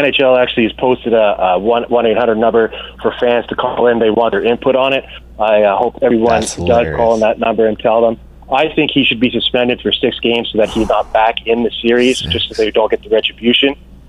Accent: Montreal, Quebec, Canada; I grew up in Montreal, but I speak English.

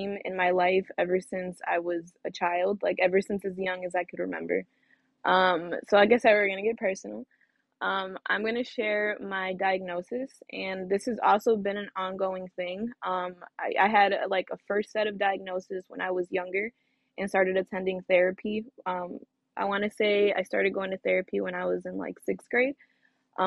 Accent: Griffith, Indiana, United States; also born or lived in East Chicago, Indiana / West Lafayette, Indiana; I'm originally from Northwest Indiana. I'm from East Chicago, to be specific. I moved to Griffith at a young age, and I went to Griffith High School

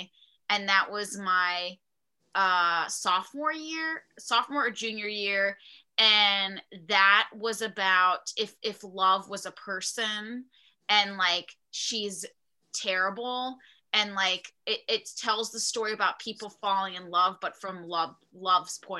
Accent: Charlotte, North Carolina, United States; moved away as an adult; also born or lived in New York; I'm from Charlotte, North Carolina, and it's a city

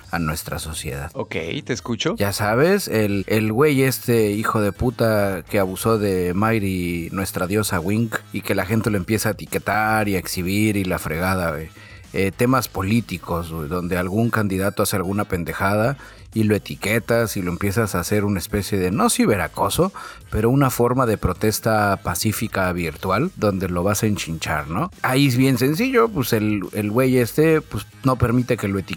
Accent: Mexico; Es mi derecho como mexicano, güey.

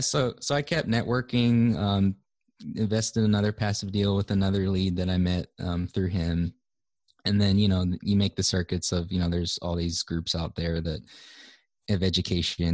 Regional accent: Hawaii, United States; moved away as an adult; grew up and was, was born and raised in Hawaii

